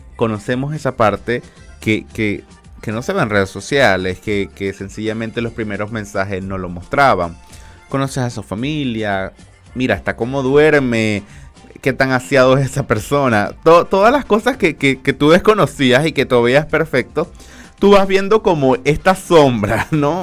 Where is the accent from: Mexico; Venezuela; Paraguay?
Venezuela; now in Chile; la comunidad migrante más, más grande somos la venezolana